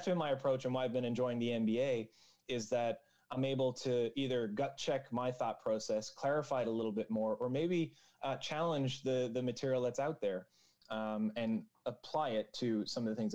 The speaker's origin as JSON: {"language": "English", "region": "Newfoundland and Labrador", "country": "Canada", "said": "as Newfoundlanders and as a Newfoundlander and Labradorian"}